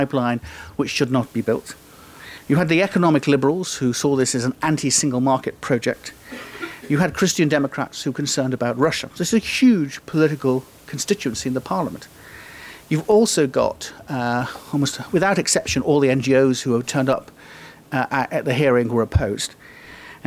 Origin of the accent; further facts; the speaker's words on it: United Kingdom; I am British